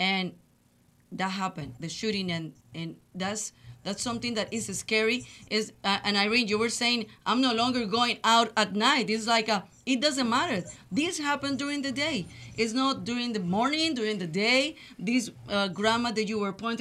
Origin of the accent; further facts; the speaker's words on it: Colombia; English is a second language; moved away as an adult; also born or lived in Laredo, Texas; now in Houston, United States; I've been living in Houston for 21 years. I'm from Colombia. I came to this country in 1997